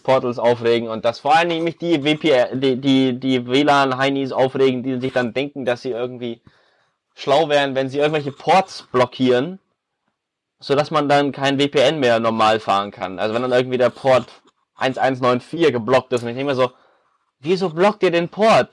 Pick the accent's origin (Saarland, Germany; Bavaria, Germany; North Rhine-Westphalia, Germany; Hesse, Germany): Bavaria, Germany; Munich; wir kommen alle aus Bayern, ich komme aus München